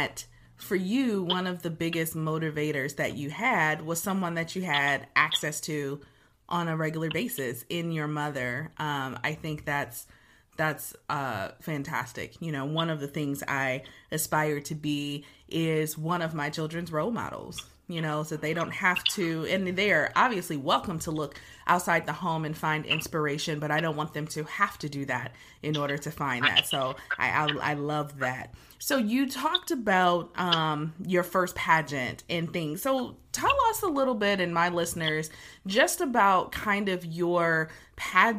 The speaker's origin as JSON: {"language": "English", "town": "Detroit", "region": "Michigan", "country": "United States", "tie": "born or raised there", "said": "being born and raised in Detroit"}